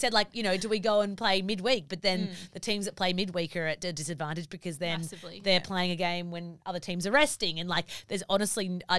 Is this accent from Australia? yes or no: yes; South Australia, Australia; I was from South Australia